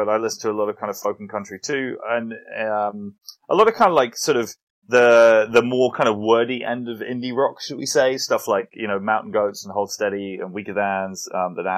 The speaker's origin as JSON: {"language": "English", "region": "England", "country": "United Kingdom", "said": "as an English person"}